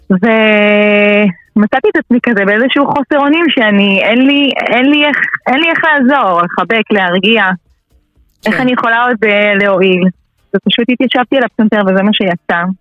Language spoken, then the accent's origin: Hebrew; Oranit, Judea and Samaria, Israel; גדלתי באורנית, יישוב חילוני, יש בו גוש דתי, חמוד, אבל לא שם גרתי, גרתי באזור החילוני, לבית מקסים. למדתי בתיכון אלון ברמת השרון